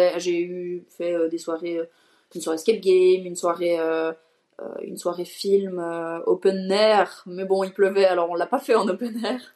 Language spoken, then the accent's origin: French; Switzerland; j'ai 26 ans et je suis suisse